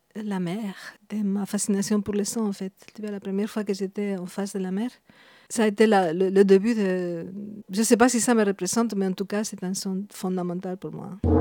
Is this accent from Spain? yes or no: yes; Madrid, Community of Madrid, Spain; French is a second language; moved away as an adult; also born or lived in Burgos; now in Belgium; Je suis née à Madrid